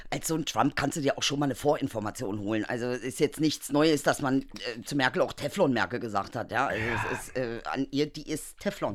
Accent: Germany; ich bin Deutsche

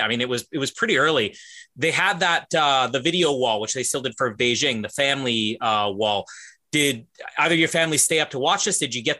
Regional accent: Canada; as a Canadian

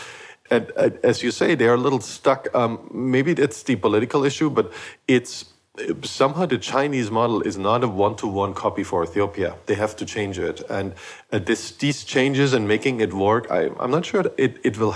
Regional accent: eastern Germany, Germany; moved away; I grew up in Eastern Germany

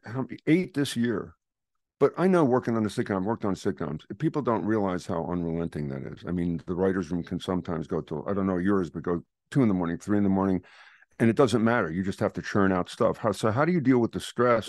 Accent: Philadelphia, Pennsylvania, United States; I'm from Philadelphia

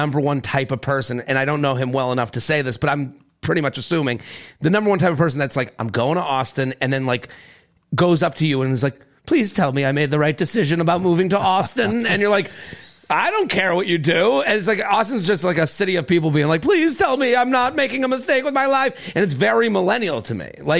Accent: New York City, New York, United States; That's the type of stuff you hear as a New Yorker, and you go, what am I doing?

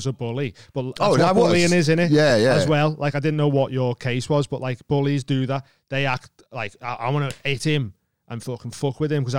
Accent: England, United Kingdom; And I just kept going, "Lad, I'm from England. I don't know what you want me to do."

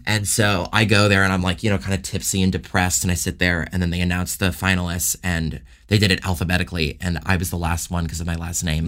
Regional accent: Toronto, Ontario, Canada; moved away as an adult; also born or lived in Los Angeles; born and raised in Toronto

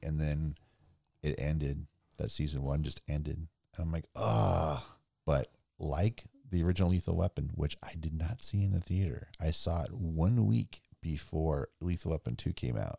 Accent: Simi Valley, California, United States; I grew up in Simi where the band … was from

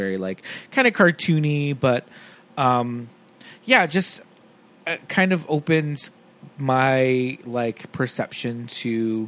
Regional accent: Los Angeles, California, United States; growing up in East L.A.

